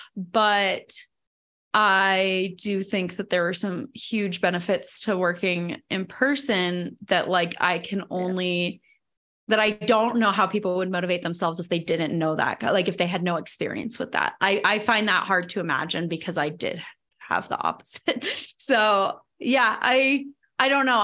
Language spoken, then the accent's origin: English; Virginia, United States; moved away as an adult; also born or lived in Arlington, Virginia; now in Denver, United States; from growing up in Virginia and then from going to school in Virginia